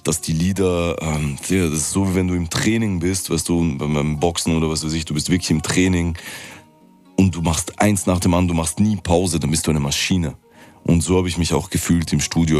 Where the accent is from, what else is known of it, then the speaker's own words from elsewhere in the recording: Vienna, Austria; weil das meine Heimatstadt ist